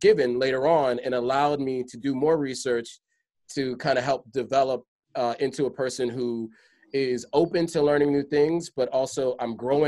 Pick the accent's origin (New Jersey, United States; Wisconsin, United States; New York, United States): New York, United States; New York City; moved away; also born or lived in Hershey, Pennsylvania; growing up in the Bronx